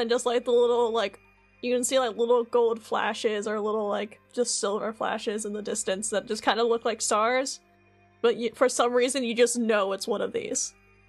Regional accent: London, United Kingdom

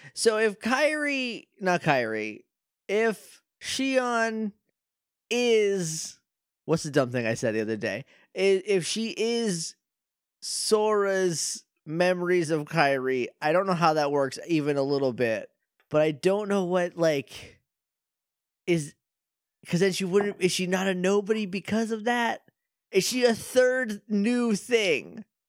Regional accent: United States

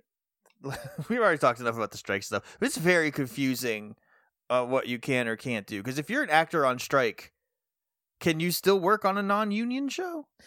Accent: New England, United States; we're from New England

